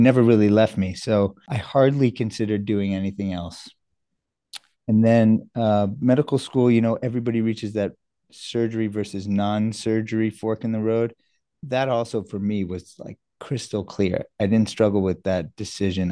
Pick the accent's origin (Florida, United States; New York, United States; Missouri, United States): New York, United States; also born or lived in South Africa / Canada; now in Boston, United States; from second grade on, I was in New York, and I've been on the East Coast ever since